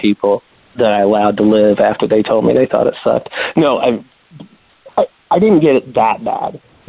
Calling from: St. Louis, Missouri, United States; St. Louis, Missouri.

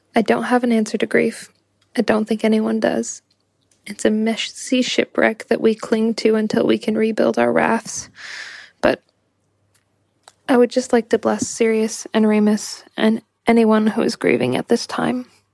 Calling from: Ho Chi Minh City, Vietnam; I'm calling in from Ho Chi Minh City, Vietnam

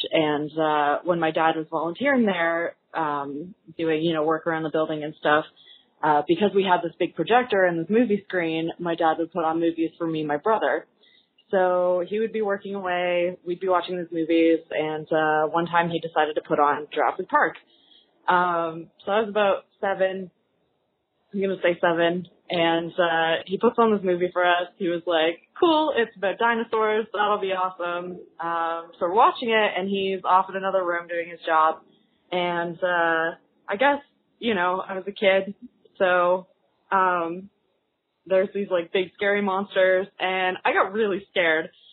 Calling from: Canada; I'm calling from Canada

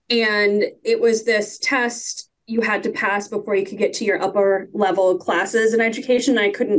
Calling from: Warren, Ohio, United States; I'm coming from Warren, Ohio, which is in Northeast Ohio, United States.

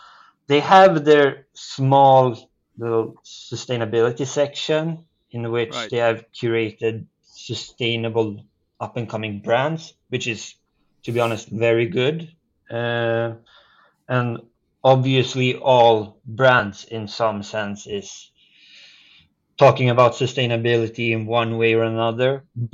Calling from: Berlin, Germany; Yeah, I'm calling in from Berlin, in which Berlin Fashion Week is very much in full swing at the moment.

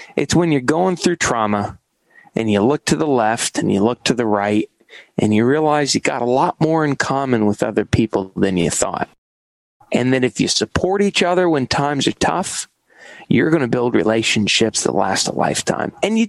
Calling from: New York City, New York, United States; I'm calling in from New York City. I've lived here for about 10 years.

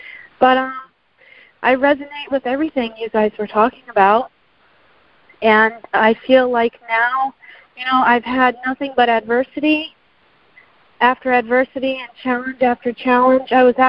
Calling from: Sarasota, Florida, United States; I know Melissa. I'm from Sarasota.

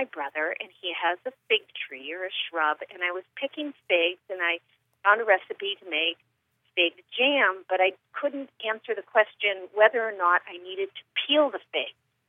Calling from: Blue Island, Illinois, United States; I am calling from Blue Island, Illinois.

